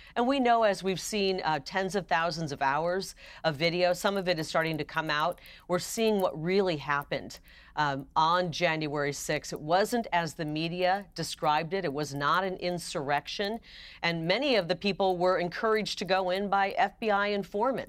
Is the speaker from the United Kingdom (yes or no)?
no; United States; as an American